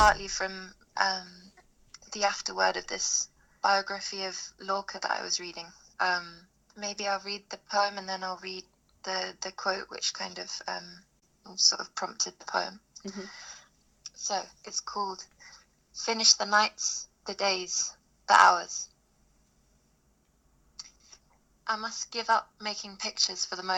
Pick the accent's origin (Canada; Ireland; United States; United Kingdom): United Kingdom; London; I live in Bow in East London. I grew up in Dalston